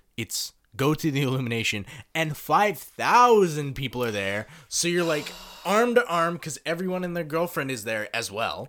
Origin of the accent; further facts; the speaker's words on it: Canada; moved away; also born or lived in Kawasaki, Japan; I come from Canada.